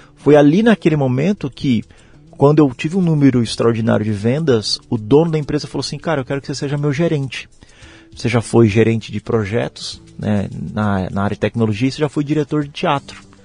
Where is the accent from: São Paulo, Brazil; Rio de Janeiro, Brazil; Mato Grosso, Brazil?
Mato Grosso, Brazil; Cuiabá; moved away as an adult; now in Curitiba, Brazil; Eu sou de Cuiabá, a capital né, do meu estado